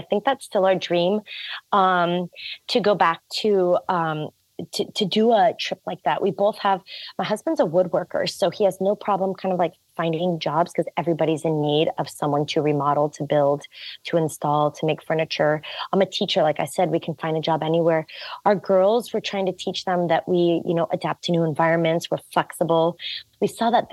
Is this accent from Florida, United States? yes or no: no; Eugene, Oregon, United States; moved away as an adult; now in Netherlands; I come from Eugene, Oregon.